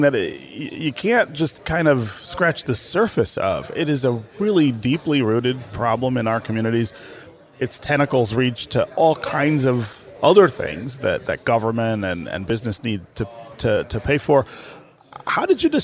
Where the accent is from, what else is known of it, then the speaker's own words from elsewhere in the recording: Detroit, Michigan, United States; I grew up in Detroit and in Southeast Michigan.